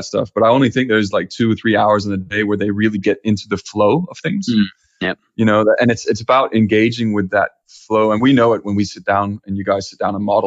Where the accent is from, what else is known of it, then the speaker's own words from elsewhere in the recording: Copenhagen, Capital Region of Denmark, Denmark; moved away; Originally, I'm from Denmark and Copenhagen